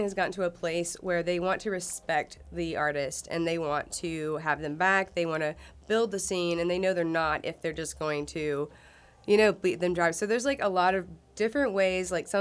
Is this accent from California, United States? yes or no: no; Chelsea, Alabama, United States; I grew up in Chelsea